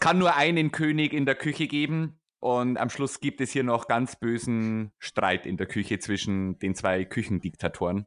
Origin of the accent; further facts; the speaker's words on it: Upper Palatinate, Bavaria, Germany; Ich bin Oberpfälzer